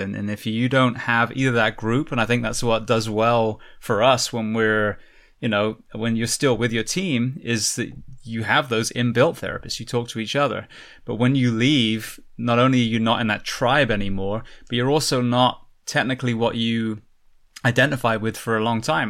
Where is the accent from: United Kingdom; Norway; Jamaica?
United Kingdom; England; moved away; you can tell I'm from England